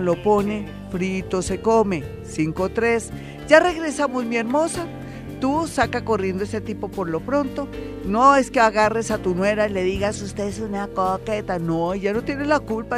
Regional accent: Colombia; nosotros somos colombianos, somos gente bonita

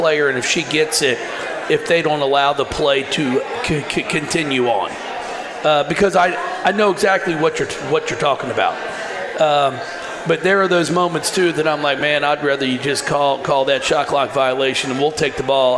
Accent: Kentucky, United States; moved away; to be in my home state. My brother lives here in Louisville. The rest of my family's up in northern Kentucky

